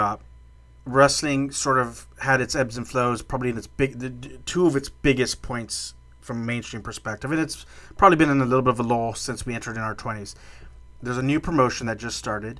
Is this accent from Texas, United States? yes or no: yes; South Texas, United States; growing up in South Texas